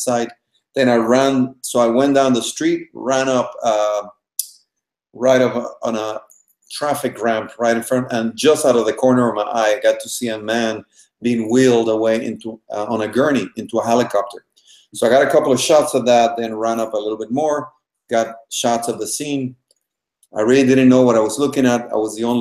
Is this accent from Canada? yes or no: no; Panama; moved away as an adult; now in United States; I am originally from Panama. I was raised by my Cuban family in Panama.